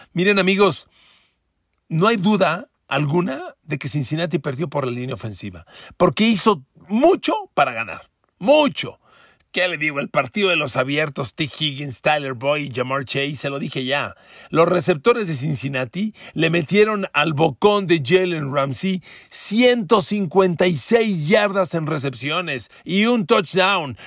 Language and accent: Spanish; Mexico; yo soy mexicano